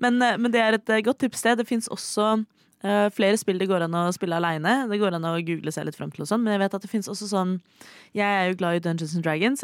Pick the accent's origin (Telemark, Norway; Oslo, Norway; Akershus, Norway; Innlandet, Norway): Oslo, Norway; jeg er fra Oslo